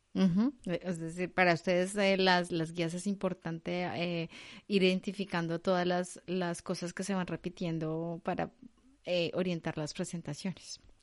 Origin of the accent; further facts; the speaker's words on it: Colombia; moved away; yo como soy colombiana, yo no utilizo el vos, el, el vosotros